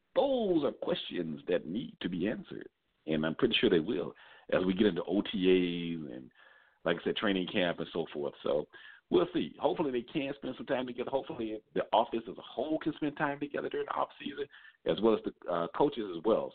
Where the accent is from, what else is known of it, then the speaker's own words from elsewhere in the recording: Atlanta, Georgia, United States; Coming to you, of course, from my hometown, the capital of Georgia, of Atlanta